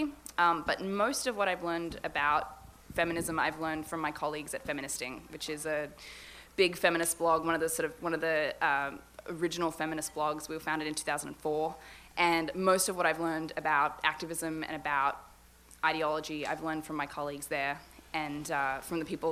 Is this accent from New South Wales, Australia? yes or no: yes; Sydney, New South Wales, Australia; I grew up in Sydney, Australia, which is why I sound like this